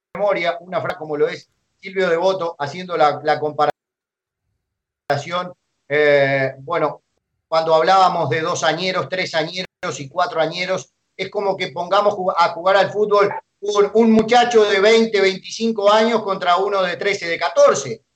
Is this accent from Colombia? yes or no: no; Uruguay; moved away as an adult; now in Ecuador; yo soy uruguayo de nacimiento